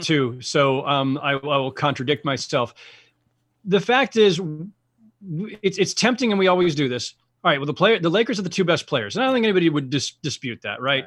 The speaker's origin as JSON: {"language": "English", "town": "San Jose", "region": "California", "country": "United States", "tie": "born or raised there", "said": "I'm a Bay Area kid. I grew up in San Jose."}